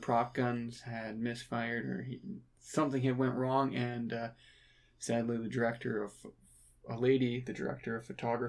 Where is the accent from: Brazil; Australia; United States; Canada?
Canada; Lloydminster, Alberta; so we're from Lloydminster, a city just outside of Edmonton here